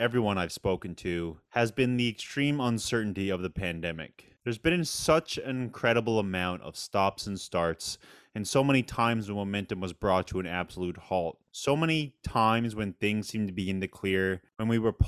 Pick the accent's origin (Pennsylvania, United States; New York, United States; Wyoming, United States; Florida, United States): New York, United States; Long Island; now in Brooklyn, United States; I'm from Long Island, and My parents are still out on Long Island